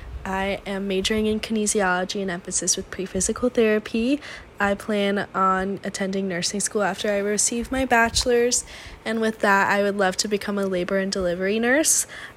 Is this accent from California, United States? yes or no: yes; San Diego, California, United States; I am from San Diego. I live 20 minutes away from campus, so I'm very familiar with the area.